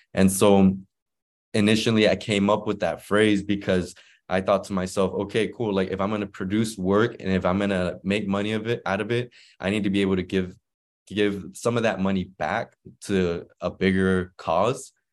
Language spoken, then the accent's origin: English; Inglewood, California, United States; also born or lived in Guadalajara, Mexico; I was born in Guadalajara, Mexico, uh, and then my parents migrated to Inglewood, uh, when I was about one